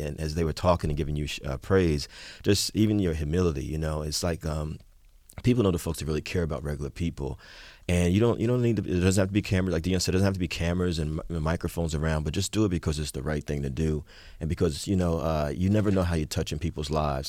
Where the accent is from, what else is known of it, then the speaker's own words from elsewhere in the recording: Jersey City, New Jersey, United States; also born or lived in Newark; now in Brooklyn, United States; I was born and raised in Jersey City